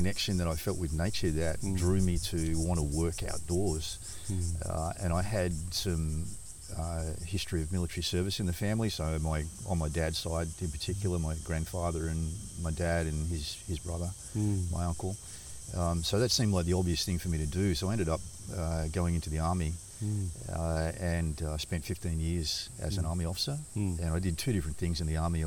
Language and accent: English; Sydney, New South Wales, Australia; I was born in Sydney and by the water up at Manly and lived all of my young years on the north side of Sydney.